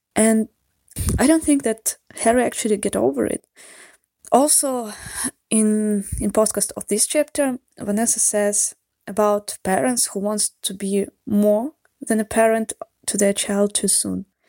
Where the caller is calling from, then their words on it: Saint Petersburg, Russia; English is a second language; I'm calling you from Saint Petersburg, Russia. Uh, sorry for my accent or mistakes in grammar and vocabulary. English is not my mother tongue.